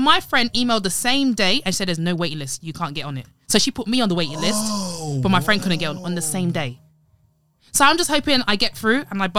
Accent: Nigeria; I'm a Nigerian.

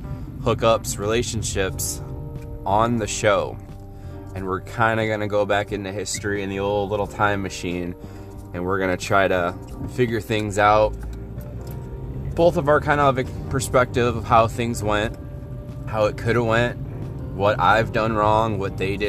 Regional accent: Northwest Indiana, United States; I'm from Northwest Indiana, about, I'd say, 30 minutes away from Chicago

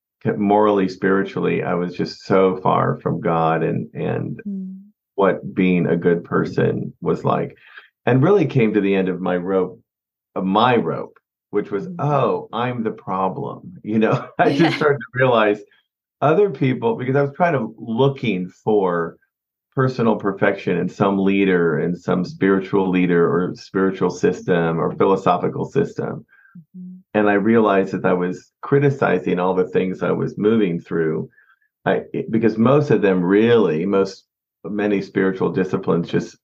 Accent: Kansas City, United States; I'm from Kansas City. I grew up in Kansas City, where we are back now

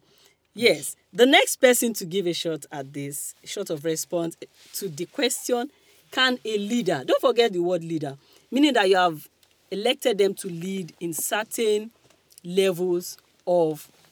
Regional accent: Kogi, Nigeria; I'm from Kogi. I might not be proper North. Of course, I'm not North. But they used to call us Middle Belt and the rest of them. But I'm Okun woman

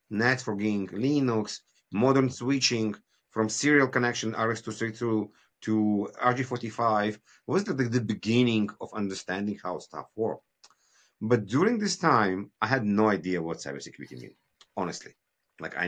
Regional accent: Israel; moved away as an adult; also born or lived in Kyiv, Ukraine; now in Canada; I moved from Kyiv, Ukraine in 1990s with my family. It was still USSR. We moved to Israel. My father decided it's a better future.

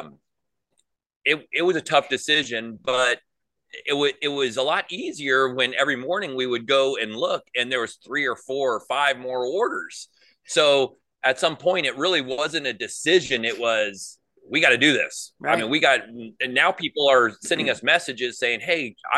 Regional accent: Valley Center, California, United States; moved away as an adult; now in Tennessee, United States; We lived in a place called Valley Center, which has three Indian reservations surrounding it. So I grew up around Native Americans

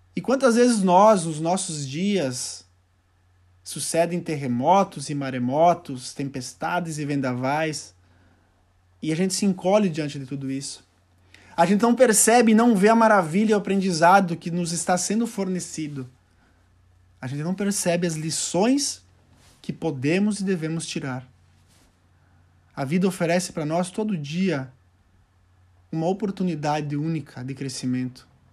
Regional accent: Doutor Ricardo, Rio Grande do Sul, Brazil; also born or lived in Santiago, Chile; eu tinha retornado ao meu pequeno município, que é- se chama Doutor Ricardo, município de 2 mil, 2 mil habitantes

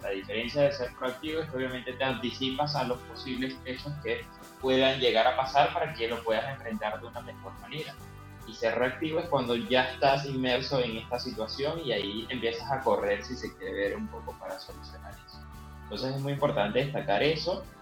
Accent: Argentina; moved away; mi país

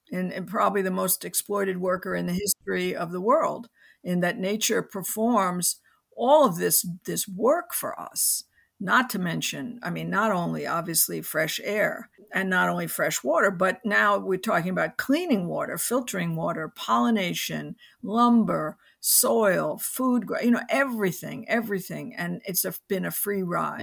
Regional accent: New York City, New York, United States; I grew up in New York City

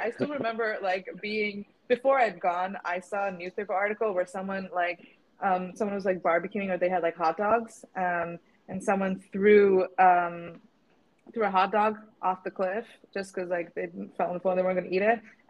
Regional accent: Stavanger, Rogaland, Norway; now in Nottingham, United Kingdom; Like I grew up in Stavanger, like I mentioned, and just so that's like the west coast, like the southwest coast.

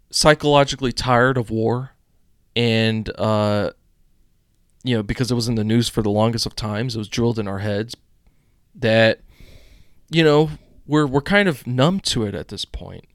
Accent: United States; as an American citizen

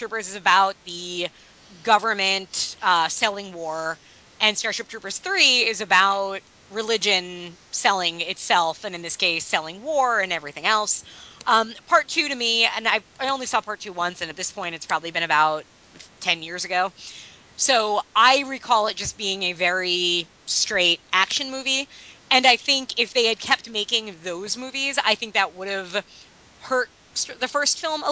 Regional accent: United States; I'm an American

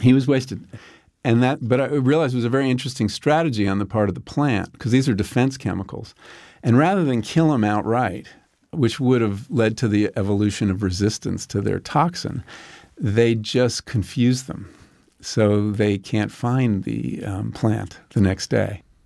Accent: Long Island, New York, United States; When I grew up on Long Island, we would drive out there and there were all farms

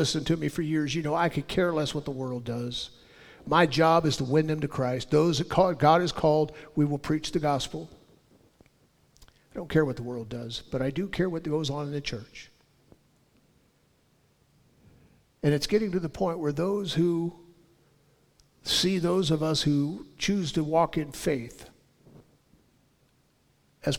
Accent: Southern California, United States; I was born and raised in Southern California

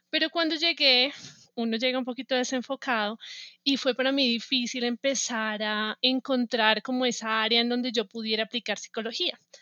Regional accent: Bogotá, Colombia; moved away as an adult; now in United States; yo soy de Bogotá, ah, nací, crecí y estudié en Bogotá

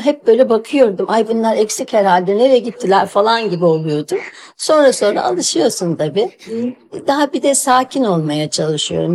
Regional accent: Bursa, Turkey; ben Bursalıyım

